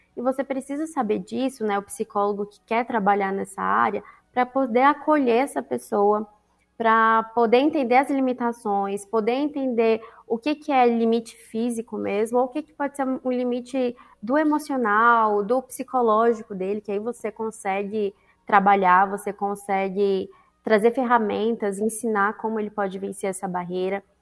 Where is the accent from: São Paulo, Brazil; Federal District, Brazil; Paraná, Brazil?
Federal District, Brazil; Brasília; Eu sou de Brasília.